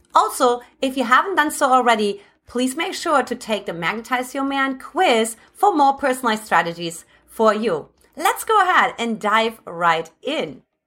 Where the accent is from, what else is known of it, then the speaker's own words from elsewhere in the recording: Germany; English is a second language; moved away as an adult; now in United States; originally I'm from Germany